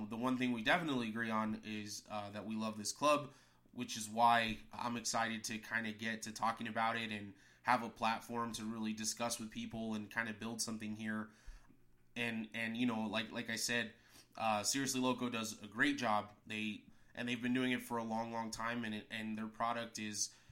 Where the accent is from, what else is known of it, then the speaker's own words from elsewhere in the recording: El Paso, Texas, United States; moved away; I'm from El Paso